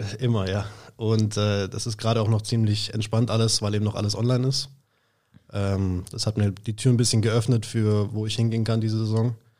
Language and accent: German; Schwäbisch Hall, Baden-Württemberg, Germany; aus Schwäbisch Hall, habe da auch mein ganzes Leben lang gelebt, ähm, bin da auch aufgewachsen